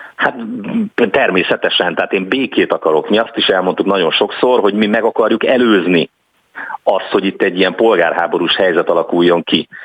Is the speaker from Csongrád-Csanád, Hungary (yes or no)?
yes; Szeged, Csongrád-Csanád, Hungary; also born or lived in Ásotthalom; Szegeden, ahol születtem